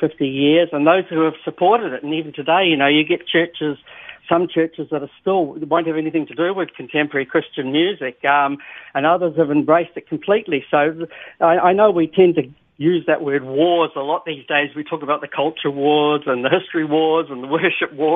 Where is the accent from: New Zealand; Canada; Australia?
New Zealand; being a New Zealander myself